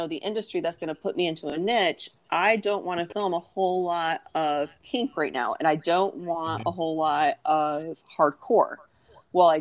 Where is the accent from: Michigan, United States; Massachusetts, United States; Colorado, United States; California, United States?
Michigan, United States; now in South Carolina, United States; I'm from the North. I grew up in Michigan. I live in South Carolina now